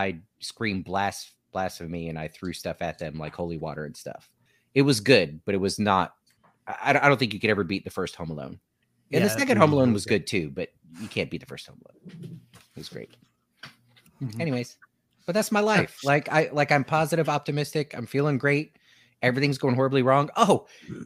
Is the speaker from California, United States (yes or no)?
no; Newport News, Virginia, United States; We're all from Newport News